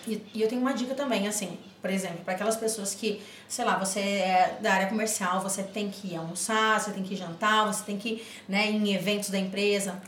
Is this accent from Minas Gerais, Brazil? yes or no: no; Rio Grande do Sul, Brazil; eu sou do Rio Grande do Sul